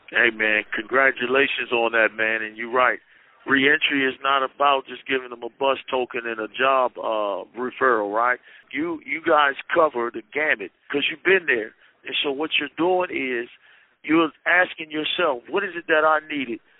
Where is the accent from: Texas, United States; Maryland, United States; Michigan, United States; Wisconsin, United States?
Maryland, United States; I'm from Maryland